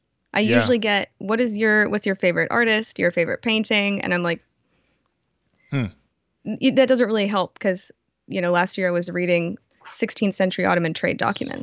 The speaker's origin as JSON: {"language": "English", "town": "Houston", "region": "Texas", "country": "United States", "tie": "born or raised there", "said": "I grew up in Houston, which is it's an oil town."}